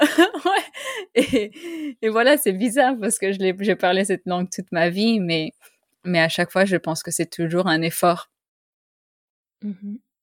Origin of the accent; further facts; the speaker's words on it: Costa Rica; first language French and Spanish; moved away; also born or lived in Canada; j'ai grandi au Costa Rica. Mes parents sont français. Alors, j'ai grandi en parlant français et espagnol.